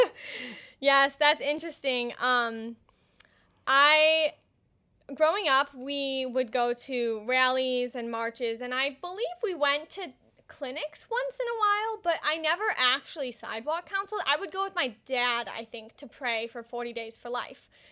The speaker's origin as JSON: {"language": "English", "town": "Woodstock", "region": "Illinois", "country": "United States", "said": "I'm from McHenry County. I'm from Woodstock"}